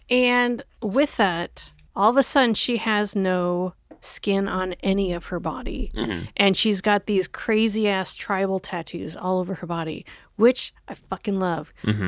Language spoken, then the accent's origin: English; Omaha, Nebraska, United States; Oh, yeah, I grew up in Omaha.